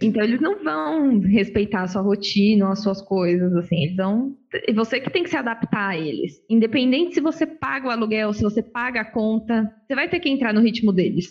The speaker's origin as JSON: {"language": "Portuguese", "town": "Osasco", "region": "São Paulo", "country": "Brazil", "said": "eu sou de Osasco"}